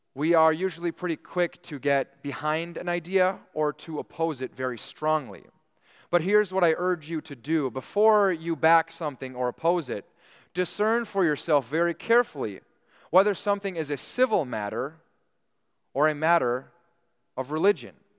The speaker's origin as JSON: {"language": "English", "country": "United States", "said": "we take part in our civil duties as American citizens"}